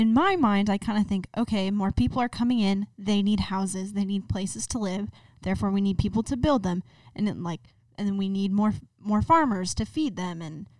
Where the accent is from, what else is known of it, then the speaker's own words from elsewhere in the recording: Tucson, Arizona, United States; I'm from Tucson.